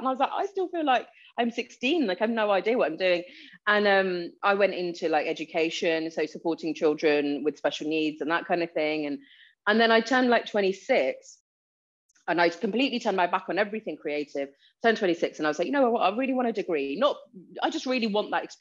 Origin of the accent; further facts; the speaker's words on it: Gravesend, South East England, United Kingdom; also born or lived in Leeds; I was born in Leeds and then moved down south to Gravesend when I was about four. So that's why I don't have the accent.